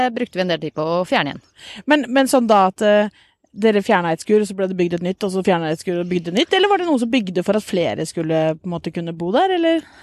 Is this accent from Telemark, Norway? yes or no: yes; Porsgrunn, Telemark, Norway; moved away as an adult; also born or lived in Bø / Ås / Hadeland; now in Oslo, Norway; jeg er egentlig fra Porsgrunn.